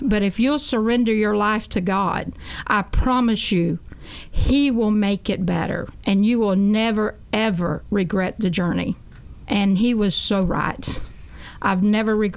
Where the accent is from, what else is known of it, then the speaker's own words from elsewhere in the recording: Jesup, Georgia, United States; I'm from Jessup, Georgia, a small country town. I grew up as a Baptist